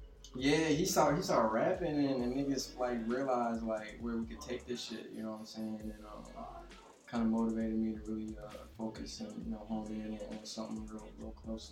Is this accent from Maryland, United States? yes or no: yes; Maryland, United States; also born or lived in Ghana; I'm from Maryland, but I was born in Ghana, so, you know, I was there for, like, 4 years.